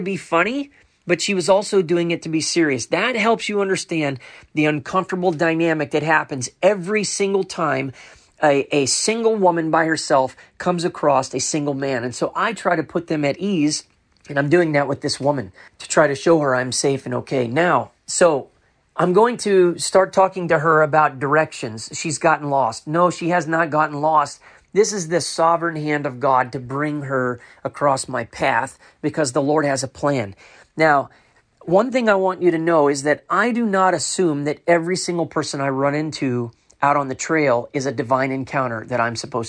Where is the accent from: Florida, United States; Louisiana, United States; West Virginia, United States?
Florida, United States; Orlando; moved away as an adult; I'm from Orlando, Florida, but I moved here about 3 years ago